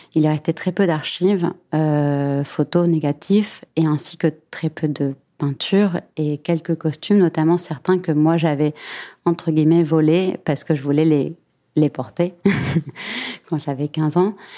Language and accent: French; Buenos Aires, Argentina; moved away as an adult; now in Paris, France; J'ai grandi entre Paris et Buenos Aires. Je suis née à Paris et je suis partie à Buenos Aires quand j'avais 10 ans.